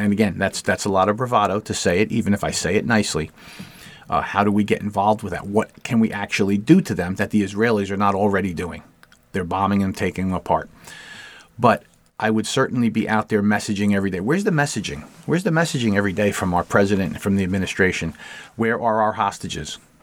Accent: United States; As an American

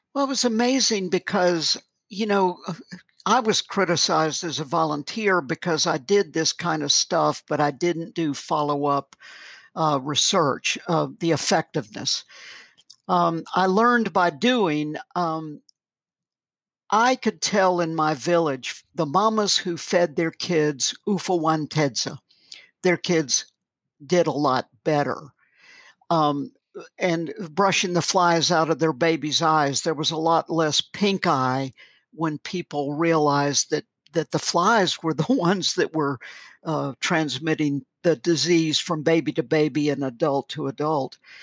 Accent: the South, United States; moved away as an adult; also born or lived in Malawi; I'm an American

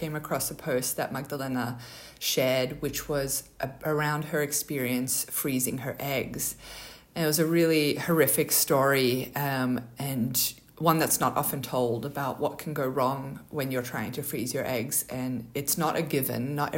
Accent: Australia; You know, our names, obviously, our Polish background. I grew up in Australia, she grew up in America.

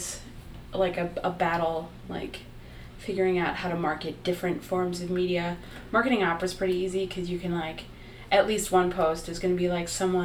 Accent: Milwaukee, Wisconsin, United States; now in Chicago, United States; I'm from Wisconsin

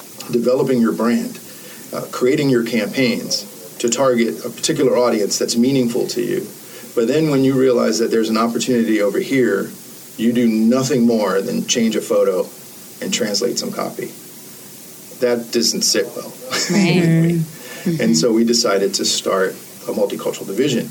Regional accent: New York City, New York, United States; also born or lived in Germany; I grew up in the Bronx. I grew up in a predominantly Black Hispanic neighborhood

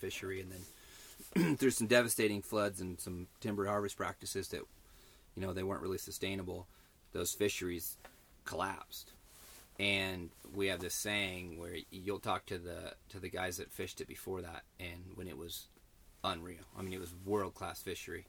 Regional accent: California, United States; I'm from California

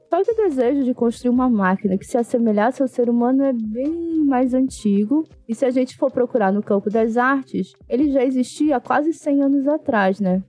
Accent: Brazil; sou brasileira

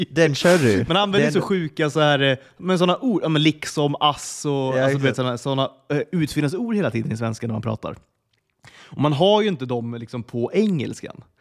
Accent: Sweden; jag har alltid tänkt att jag är ganska, ganska bra på engelska ändå. Alltså det är den självbilden man har, typ som svensk också.

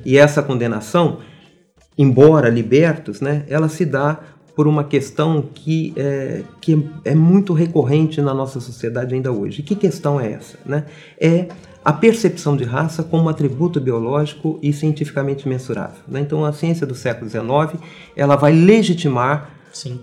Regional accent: Brazil; nós somos africanos, somos indígenas e somos europeus e somos brasileiros

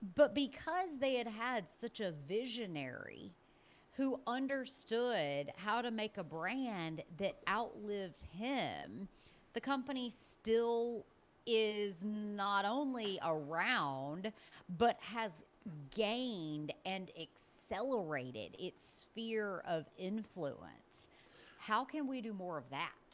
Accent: Birmingham, Alabama, United States; I'm originally from Birmingham, Alabama.

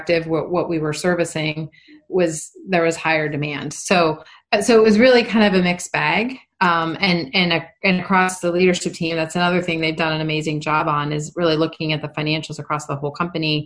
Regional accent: Rochester, New York, United States; moved away; my sister who lives in, Rochester, New York, my hometown

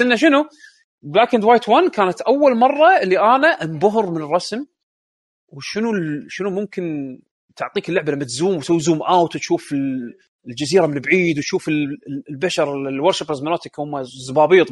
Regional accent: Kuwait; عندنا بالكويت

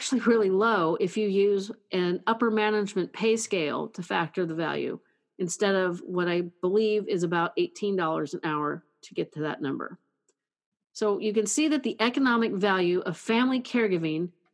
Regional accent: California, United States; California, my home state

